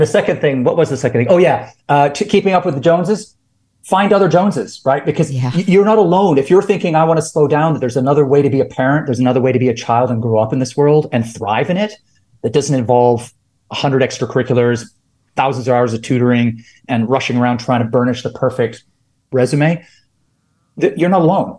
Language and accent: English; Canada; I'm Canadian